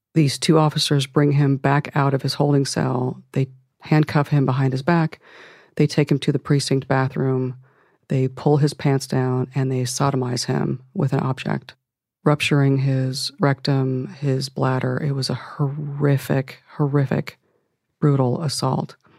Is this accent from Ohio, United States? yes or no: yes; Akron, Ohio, United States; I'm from Akron, Ohio